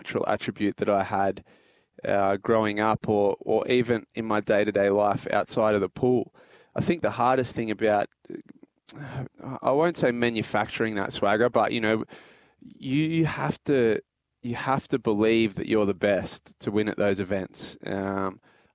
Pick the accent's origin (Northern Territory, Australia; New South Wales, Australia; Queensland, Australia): New South Wales, Australia; Port Macquarie; growing up in Port Macquarie